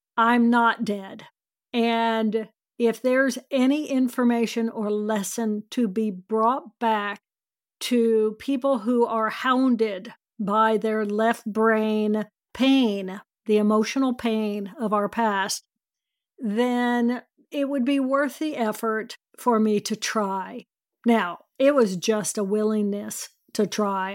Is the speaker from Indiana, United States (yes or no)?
yes; Indiana, United States; I grew up in Indiana